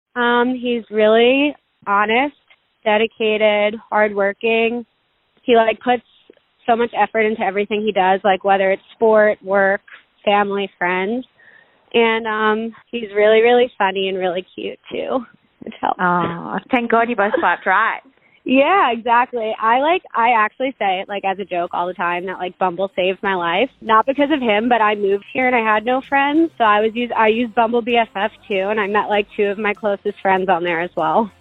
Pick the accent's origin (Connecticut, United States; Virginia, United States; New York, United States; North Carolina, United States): New York, United States; I was from New York